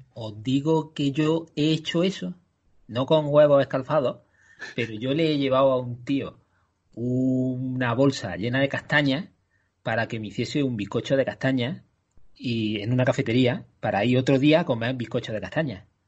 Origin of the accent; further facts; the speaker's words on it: Andalusia, Spain; soy andaluz